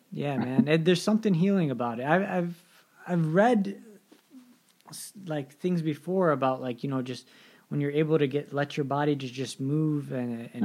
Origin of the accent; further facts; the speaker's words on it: Detroit, Michigan, United States; also born or lived in Pittsburgh area, Pennsylvania; now in Pittsburgh, United States; I'm from Detroit